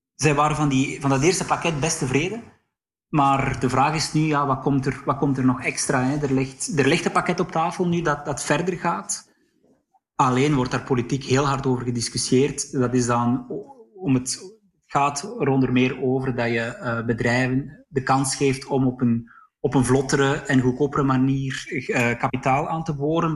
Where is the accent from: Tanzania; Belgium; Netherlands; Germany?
Belgium; near Sluis, on the Dutch border, Flanders; Ik ben zelf opgegroeid aan de Nederlandse grens in de buurt van Sluis